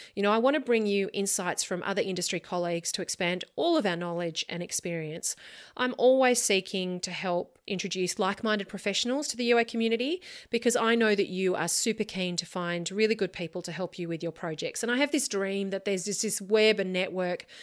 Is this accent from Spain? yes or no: no; Australia; As an Australian architect working on Australian homes